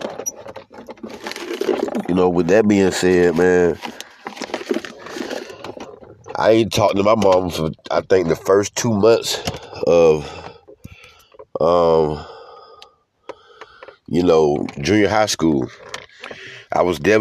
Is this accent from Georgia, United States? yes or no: yes; Georgia, United States; We're from Georgia, all throughout Georgia